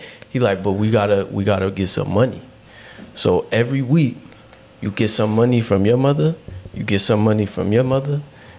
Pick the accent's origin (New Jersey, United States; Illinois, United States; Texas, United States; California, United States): New Jersey, United States; Newark; I grew up in Newark